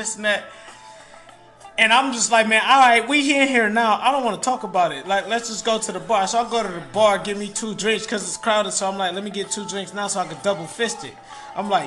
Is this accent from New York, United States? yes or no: no; Detroit, Michigan, United States; I'm from Detroit